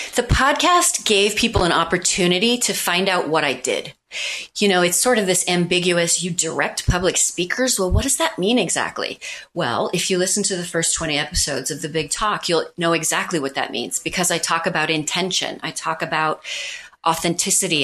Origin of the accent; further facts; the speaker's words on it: Missouri, United States; now in New York City, United States; I'm from Missouri.